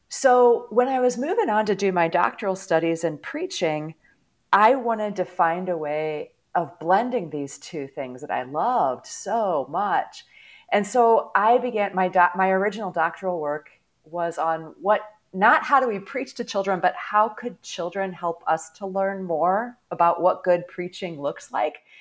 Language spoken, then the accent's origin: English; St. Louis, Missouri, United States; now in Atlanta, United States; I grew up in the St. Louis area